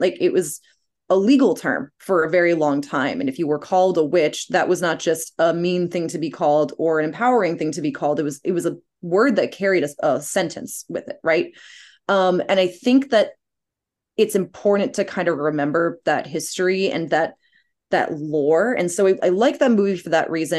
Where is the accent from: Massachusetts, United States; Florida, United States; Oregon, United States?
Massachusetts, United States; Cape Cod; growing up on Cape Cod